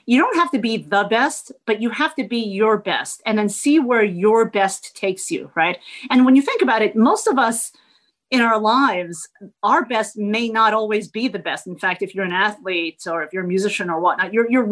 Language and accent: English; New Jersey, United States; also born or lived in Midwest; now in Dallas-Fort Worth, United States; I was born in the Midwest, which is where my dad went to grad school. And relatively early on in my life, we moved to New Jersey